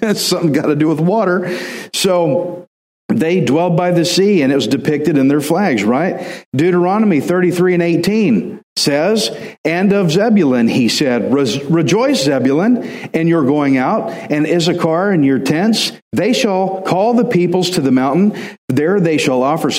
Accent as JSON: {"language": "English", "region": "Texas", "country": "United States", "said": "I'm Texan"}